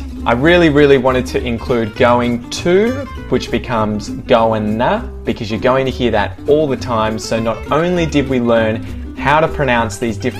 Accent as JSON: {"language": "English", "town": "Geelong", "region": "Victoria", "country": "Australia", "tie": "born or raised there", "accent": "Australian", "said": "This is my hometown."}